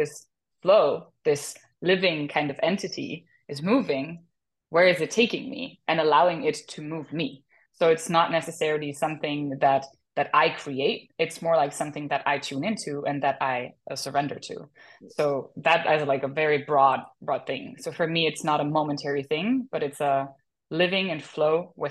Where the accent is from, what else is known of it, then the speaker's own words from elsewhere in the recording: Germany; now in Los Angeles, United States; I'm from Germany originally. I live in LA now